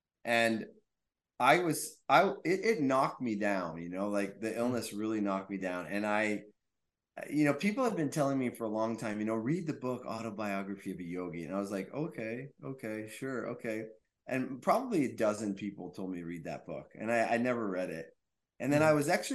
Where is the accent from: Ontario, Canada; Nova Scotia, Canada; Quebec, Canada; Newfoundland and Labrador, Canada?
Quebec, Canada; I'm from Quebec.